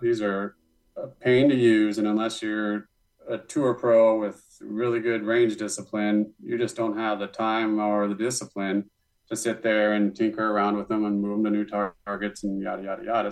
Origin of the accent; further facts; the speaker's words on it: Montana, United States; also born or lived in Denison, Texas; now in Carlsbad, United States; I'm from Montana